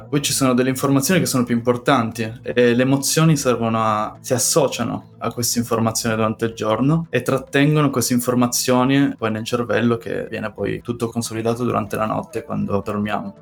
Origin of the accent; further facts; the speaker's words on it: Italy; moved away as an adult; also born or lived in Paris, France / Bordeaux, France; now in Bern, Switzerland; tornerei volentieri in Italia, il mio paese